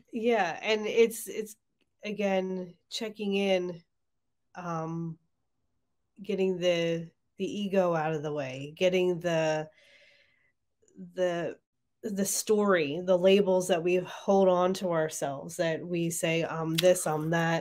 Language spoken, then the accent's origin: English; Marlton, New Jersey, United States; moved away; It's on Main Street in Marlton. So my hometown. It's great to be back home